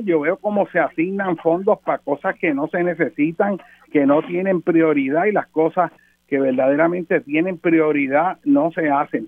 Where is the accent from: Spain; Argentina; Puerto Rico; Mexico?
Puerto Rico; nosotros como puertorriqueños